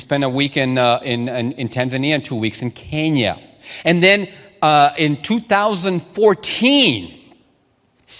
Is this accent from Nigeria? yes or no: no; Sonora, Mexico; first language Spanish; English is a second language; moved away; I'm a Latino man. I know the Latino culture. I started school in Sonora, Mexico. My first language is Spanish